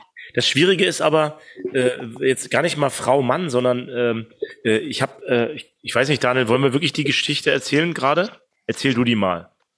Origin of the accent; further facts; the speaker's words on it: East Germany, Germany; moved away; also born or lived in Bamberg; als Ossi im Westen